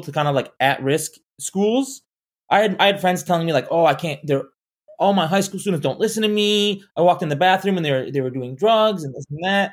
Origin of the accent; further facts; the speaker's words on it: Orlando, Florida, United States; moved away; also born or lived in Arizona; I grew up in Orlando